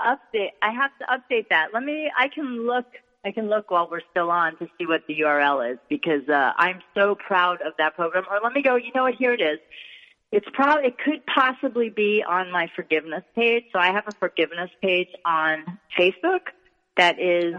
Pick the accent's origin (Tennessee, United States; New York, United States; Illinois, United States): New York, United States; accent: New York; my New York accent